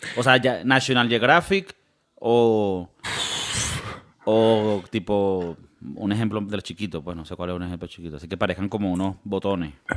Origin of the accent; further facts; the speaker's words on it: Venezuela; Ahora somos venezolanos